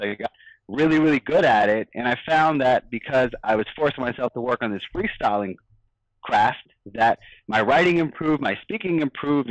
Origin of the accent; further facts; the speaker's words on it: New York, United States; I grew up in New York